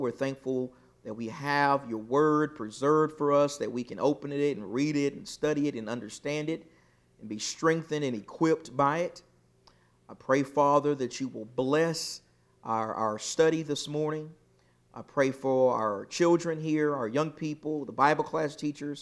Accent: Texas, United States; I'm from Texas

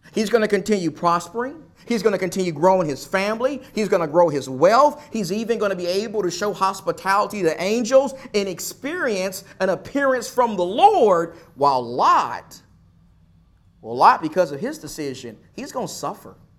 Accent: Texas, United States; my home state of Texas

